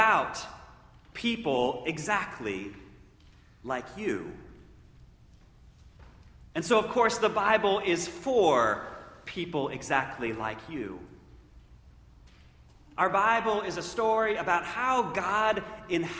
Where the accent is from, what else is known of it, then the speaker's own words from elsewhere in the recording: Central Ohio, United States; a kid growing up in Central Ohio